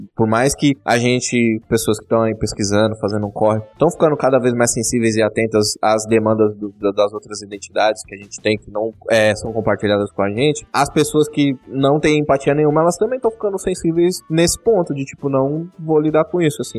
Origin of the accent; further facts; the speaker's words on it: São Paulo, Brazil; Eu sou da Zona Leste de São Paulo